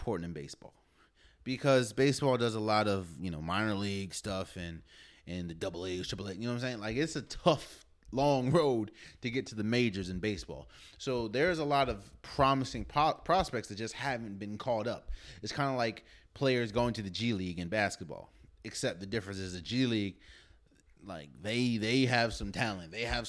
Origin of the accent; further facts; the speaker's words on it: Maryland, United States; also born or lived in Washington, D.C.; I was born and raised in Maryland. Of course, spent some time, lived in DC as well a lot